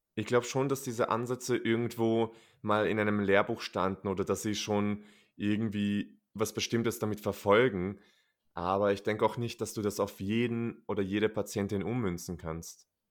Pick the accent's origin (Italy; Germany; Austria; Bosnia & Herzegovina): Austria; bei uns in Österreich